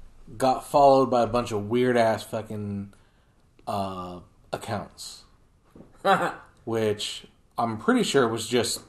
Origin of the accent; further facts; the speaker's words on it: New Jersey, United States; now in Las Vegas, United States; I grew up in New Jersey.